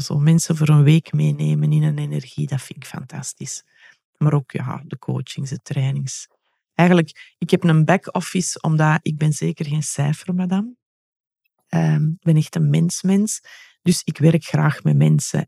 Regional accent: Belgium; ben ik wel een echte Belg

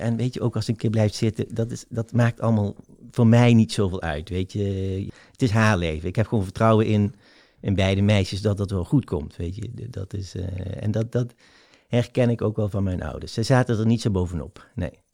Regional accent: South Limburg, Netherlands; also born or lived in North Brabant; Van de dag van de verhuizing, dat wij naar Zuid-Limburg verhuizen. Dat is ook mijn eerste herinnering. En ehm, ja, daar, heb ik wel gewoon een fijne jeugd gehad

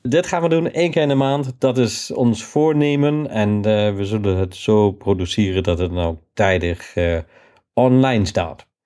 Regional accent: Germany; accent: German; now in Netherlands

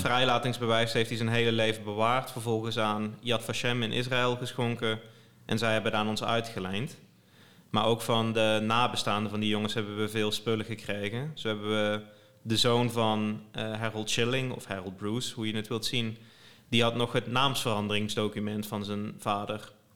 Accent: Limburg, Netherlands; now in Nijmegen, Netherlands; ik kom uit Limburg oorspronkelijk, maar ik woon in Nijmegen.

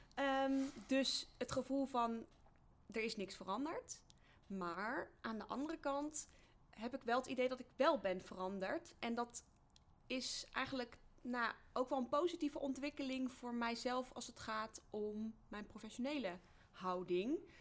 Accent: Betuwe, Gelderland, Netherlands; Ik kom uit de Betuwe, uit een eh, nou ja, niet noemenswaardig klein dorpje.

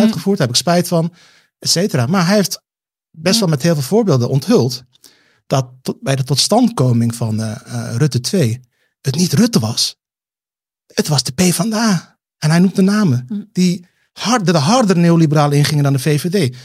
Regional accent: Rotterdam, South Holland, Netherlands; now in Amsterdam, Netherlands; ik ben weer terug in Rotterdam-Zuid, waar ik vandaan kom. Ehm, in, in, het onderwijs. En het was, het was al geen vetpot toen ik daar opgroeide

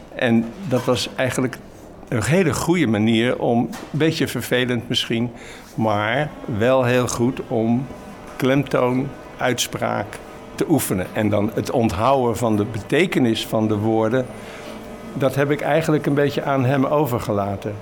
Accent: Rotterdam, South Holland, Netherlands; now in Maassluis, Netherlands; Op school in Rotterdam mocht ik naar het Erasmiaans gymnasium

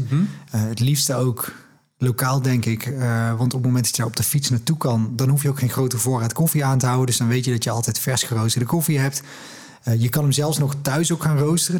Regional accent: Netherlands; als Nederlanders

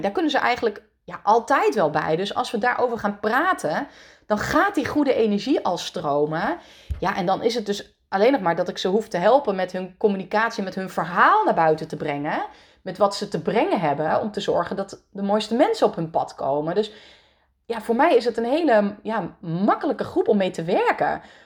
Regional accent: Netherlands; born or raised there; also born or lived in France

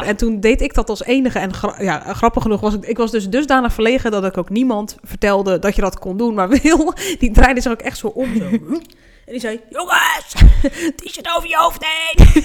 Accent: Hoeksche Waard, South Holland, Netherlands; dat ik uit Rotterdam kwam, zei ik maar, omdat ik zei, nou, niemand weet waar de Hoekse Waard ligt

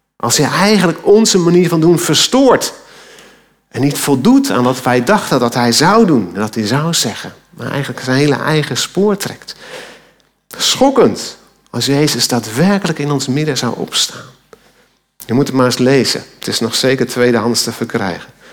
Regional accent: Alkmaar, North Holland, Netherlands; Toen ik als tiener door Alkmaar fietste, mijn geboorteplaats

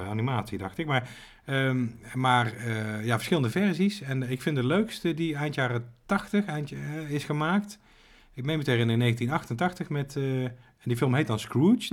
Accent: Wouw, North Brabant, Netherlands; in het dorp waar ik ben opgegroeid

